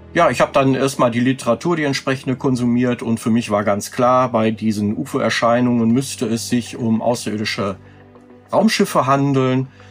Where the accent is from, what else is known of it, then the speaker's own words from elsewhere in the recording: Lüdenscheid, North Rhine-Westphalia, Germany; gründete ich dann äh, einen Jugendclub hier bei uns in Lüdenscheid